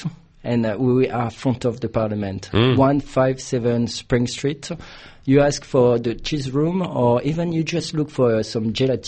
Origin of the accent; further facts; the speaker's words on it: Ventimiglia, Liguria, Italy; English is a second language; also born or lived in France; now in Australia; Often I was sleeping in Italy and living in France. Basically, I'm from the border of France and Italy.